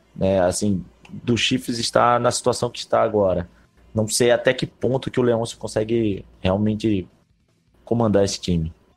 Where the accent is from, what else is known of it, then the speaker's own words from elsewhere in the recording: Pernambuco, Brazil; now in Rio de Janeiro, Brazil; Eu sou pernambucano, mas moro